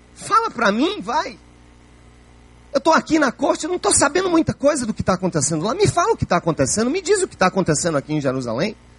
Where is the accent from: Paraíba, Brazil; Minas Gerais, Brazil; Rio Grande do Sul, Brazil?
Paraíba, Brazil; João Pessoa; a minha Paraíba, onde eu nasci, se a minha João Pessoa, onde eu nasci